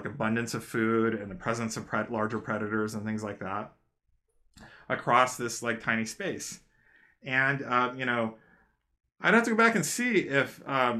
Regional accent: United States; I came here and I was raised in the United States

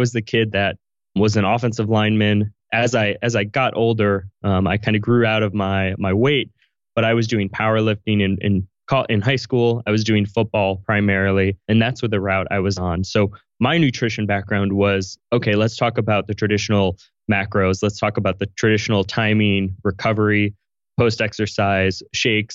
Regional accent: Chicago, Kansas, Midwest, United States; I've lived everywhere throughout the US. So I'll take you through my story, but I grew up in Chicago and lived in Kansas for 10 years. So I grew up in the Midwest

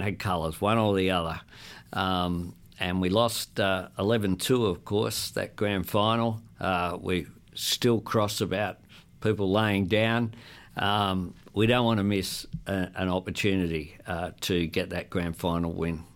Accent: Sydney, New South Wales, Australia; growing up in Camperdown

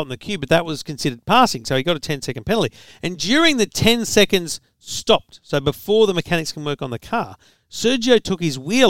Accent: Australia; I'm Australian

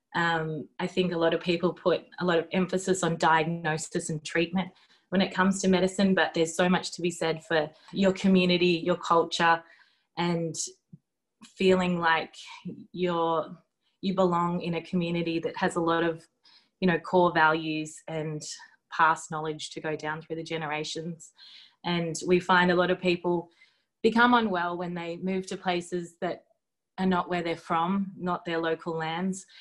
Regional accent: Melbourne, Victoria, Australia; moved away as an adult; now in Derby, Australia; I grew up in Melbourne and I did most of my training as a doctor down there

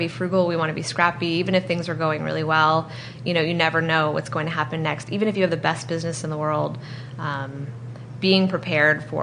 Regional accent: East Coast of the U.S., United States; now in San Francisco, United States; I grew up on the East Coast of the U.S.

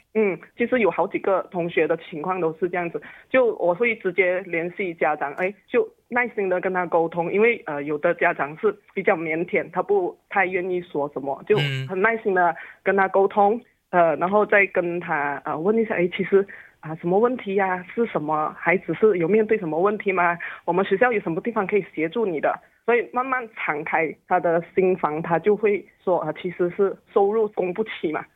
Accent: Malaysia; 我自己本身也是独中生，呃，我在华教的呵护之下养大的

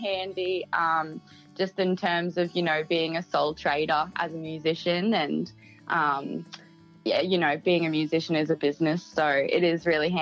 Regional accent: Townsville, Queensland, Australia; accent: Queensland; now in Brisbane, Australia; I'm currently based in Brisbane, but I'm originally from Townsville, North Queensland.

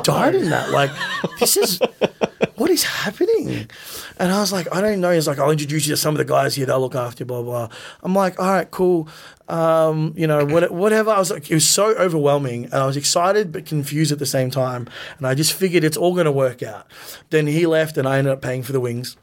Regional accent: Melbourne, Victoria, Australia; we grew up in the West, you know, so it was really far

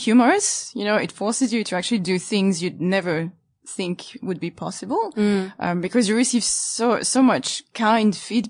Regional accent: Île-de-France, France; English is a second language; So English is my second language.

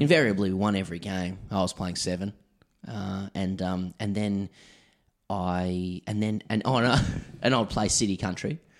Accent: Sydney, New South Wales, Australia; I grew up in Ryde, you know, in Sydney

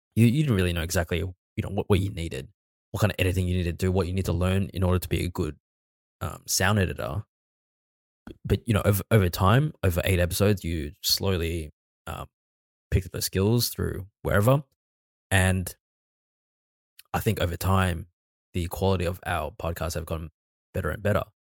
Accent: Australia; accent: Australian; we are actually Australian.

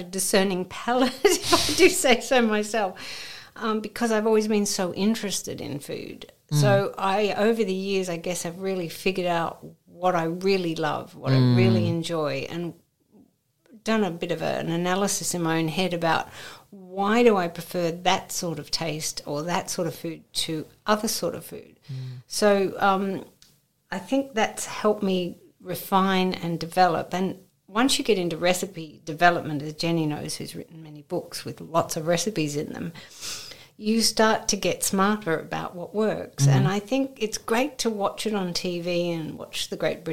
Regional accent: Australia; now in United Kingdom; growing up in Oz

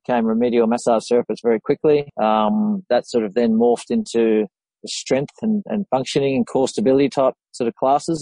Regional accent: Sydney, New South Wales, Australia; I hail from Sydney.

